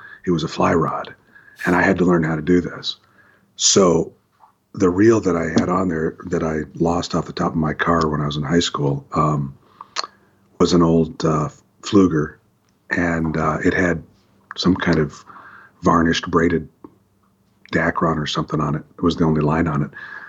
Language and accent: English; Hillsboro, Oregon, United States; also born or lived in Walla Walla / Nampa; I grew up all around the Pacific Northwest. I was born in Hillsboro, and we lived in Walla Walla and Nampa, and back to Hillsboro.